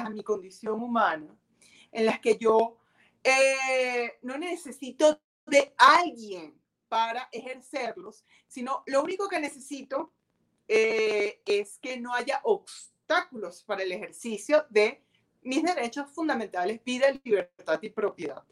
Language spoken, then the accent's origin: Spanish; Venezuela; yo vivo en Venezuela, no pretendo todavía migrar